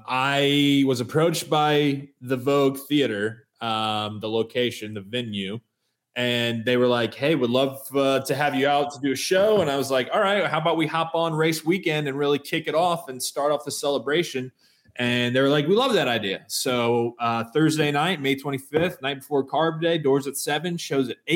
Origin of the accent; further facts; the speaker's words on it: Indianapolis, Indiana, United States; growing up in Indy, I grew up listening to Bob and Tom